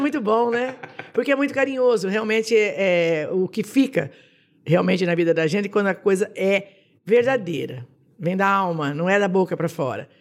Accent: Jaboticabal, São Paulo, Brazil; also born or lived in Itápolis/Ibitinga; now in Ibitinga, Brazil; Eu sou de Jabuticabal. Fui criada em Jabuticabal, nasci em São Paulo, mas fui criada em Jabuticabal pela, pelos meus avós.

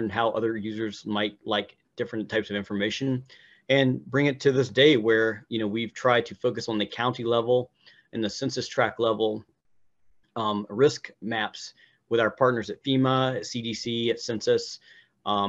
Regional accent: Hickory, North Carolina, United States; I grew up in Hickory, North Carolina

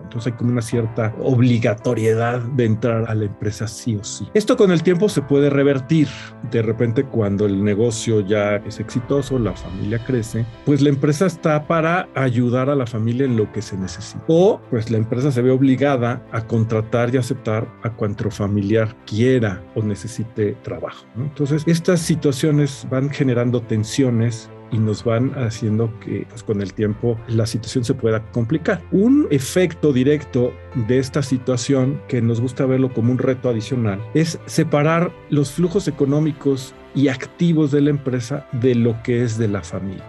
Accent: Mexico; como sociedad mexicana

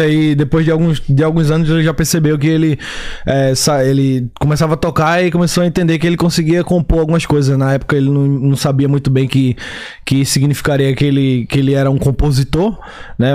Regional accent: Recife, Pernambuco, Brazil; moved away as an adult; also born or lived in Salvador, Bahia; now in Chicago, United States; sou de Recife, Pernambuco, né? Na verdade, eu nasci em Salvador, Bahia. E daí me mudei, meus pais, minha família se mudou para Recife quando eu era muito pequeno, tinha 5 anos

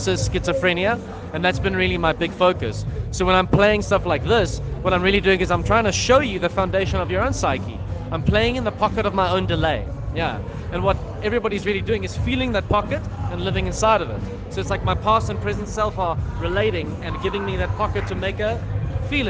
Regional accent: South Africa; as a South African

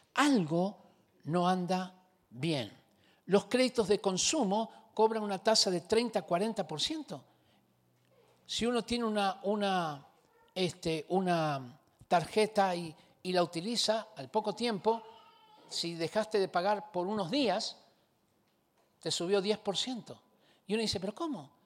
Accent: Argentina; now in Chile; Yo vine a este país yo soy argentino, vine a este país hace 41 años atrás

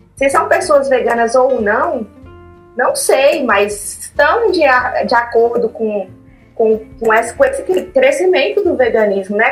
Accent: Montes Claros, Minas Gerais, Brazil; moved away as an adult; now in Belo Horizonte, Brazil; eu sou de Montes Claros, me mudei para BH no final de 2018

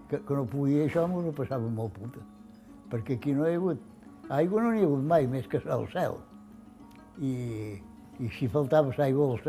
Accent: Formentera, Balearic Islands, Spain; born there; vaig néixer a Formentera el dia 15 de novembre del 28.

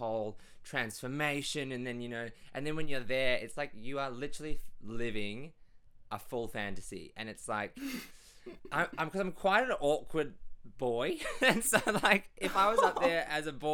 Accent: Perth, Western Australia, Australia; born or raised there; moved away as an adult; also born or lived in Hunua, New Zealand; now in Melbourne, Australia

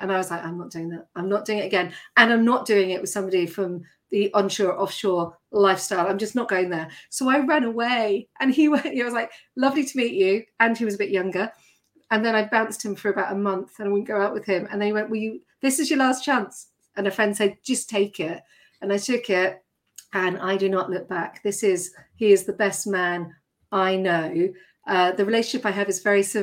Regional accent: Surrey, South East England, United Kingdom; moved away as an adult; also born or lived in Scotland / Yorkshire / London; I grew up in Surrey.

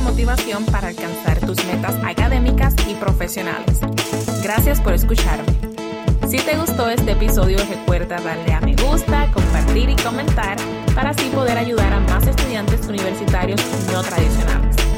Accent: Sabana Grande, Puerto Rico; Soy de Puerto Rico, nací y me crié en el área oeste de Puerto Rico. Me crié en un pueblo humilde, mi bello pueblo, ciudad petatera, Sabana Grande

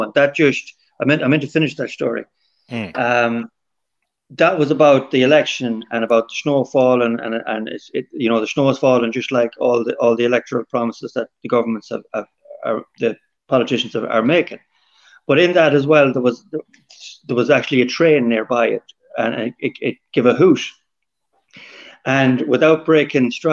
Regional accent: Swinford, Connacht, Ireland; my hometown, Swinford

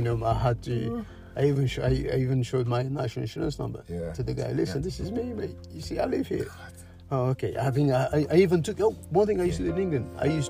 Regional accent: Cape Verde; also born or lived in Europe; Home, Cape Verde Islands, Cabo Verde. Yeah, that was when I went home.

